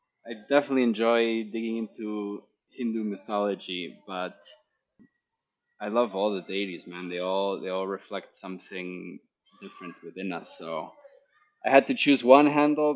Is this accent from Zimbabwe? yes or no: no; Guatemala City, Guatemala Department, Guatemala; the culture that I grew up in here in Guatemala City